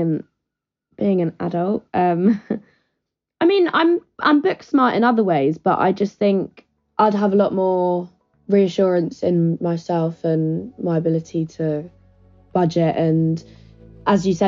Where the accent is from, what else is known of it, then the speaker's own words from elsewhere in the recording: Brighton, South East England, United Kingdom; I'm 21, I'm from Brighton